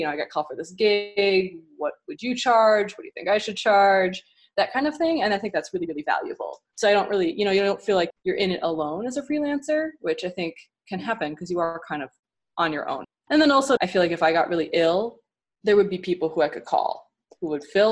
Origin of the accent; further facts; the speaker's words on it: Midwest, United States; moved away as an adult; now in Houston, United States; I'm from the Midwest